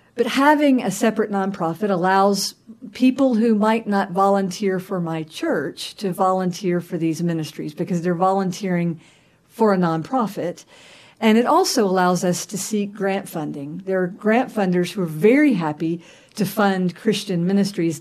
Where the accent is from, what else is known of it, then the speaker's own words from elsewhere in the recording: Augusta, Georgia, United States; I was born and raised in Augusta, Georgia